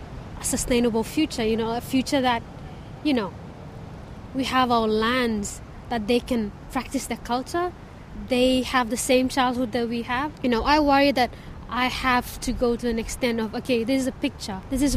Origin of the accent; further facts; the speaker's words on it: Solomon Islands; I grew up in the Solomon Islands